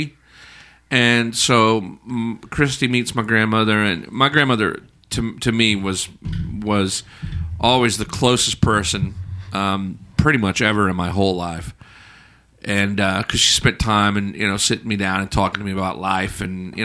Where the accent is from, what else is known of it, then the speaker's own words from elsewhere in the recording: Alabama, United States; I grew up in Alabama